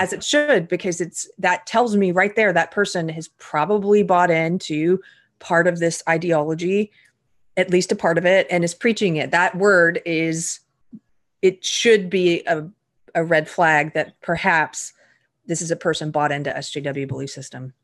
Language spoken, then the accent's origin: English; South Carolina, United States; I grew up in South Carolina